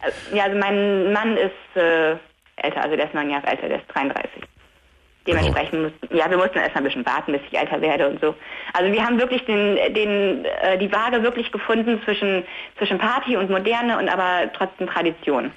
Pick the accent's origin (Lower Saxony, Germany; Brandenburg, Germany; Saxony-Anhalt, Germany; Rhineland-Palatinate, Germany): Lower Saxony, Germany; Delmhorst; ich komme ja aus Delmhorst, wir haben hier in Delmhorst geheiratet